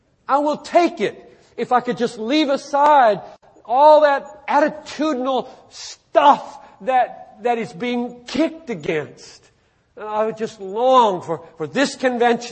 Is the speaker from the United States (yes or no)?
yes; the South, United States; now in Minneapolis, United States; I grew up in the South